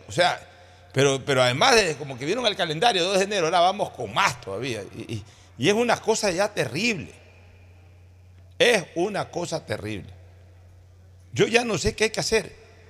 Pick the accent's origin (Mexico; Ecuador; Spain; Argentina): Ecuador; Guayaquil, Guayas; now in Samborondón, Ecuador; Soy guayaquileño. Realizo mis actividades en Guayaquil. He vivido entre Guayaquil y San Borondón. Viví toda mi vida en Guayaquil